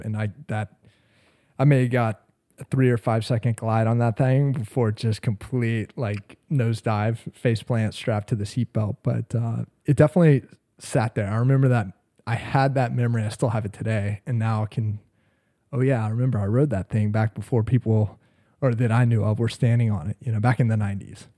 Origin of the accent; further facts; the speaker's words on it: Atlanta, Georgia, United States; moved away as an adult; now in New Bern, United States; I am, uh, born and raised in Atlanta, Georgia